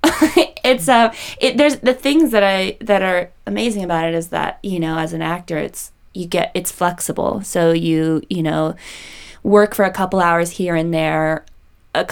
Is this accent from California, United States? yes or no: yes; Los Angeles, California, United States; I grew up in Woodland Hills